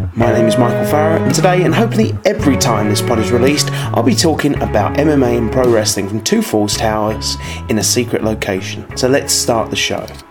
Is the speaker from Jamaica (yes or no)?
no; United Kingdom; my home country of the United Kingdom